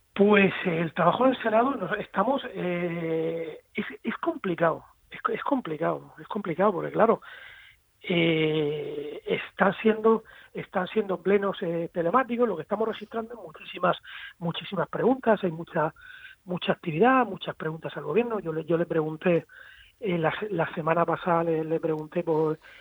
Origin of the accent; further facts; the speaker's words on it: Spain; en mi país, en nuestro país